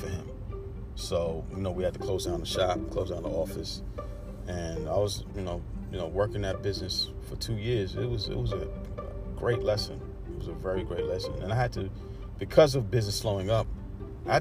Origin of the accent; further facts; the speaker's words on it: New York City, New York, United States; I'm from Brooklyn